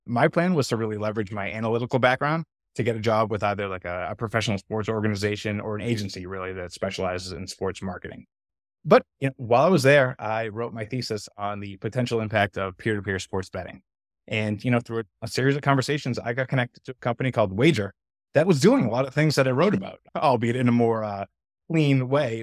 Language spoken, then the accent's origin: English; outside of Boston, Massachusetts, United States; moved away as an adult; also born or lived in North Carolina; I grew up outside of Boston